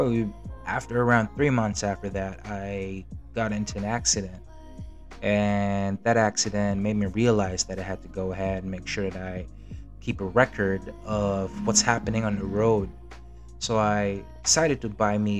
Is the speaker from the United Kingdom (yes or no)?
no; Germany; now in Philippines; when I was a kid, when I grew up in Germany.